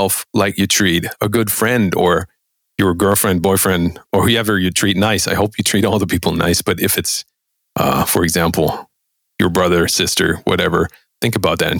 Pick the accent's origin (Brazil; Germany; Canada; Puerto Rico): Germany; first language German; English is a second language; I'm German